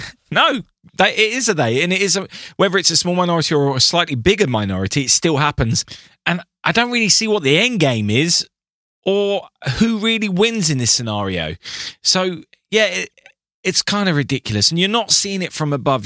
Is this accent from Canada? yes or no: no; England, United Kingdom; I'm English